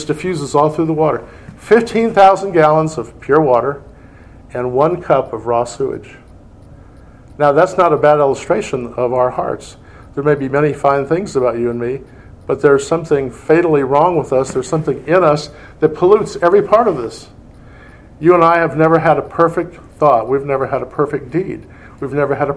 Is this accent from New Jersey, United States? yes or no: no; Indiana, United States; I'm from Indiana, my wife's from Indiana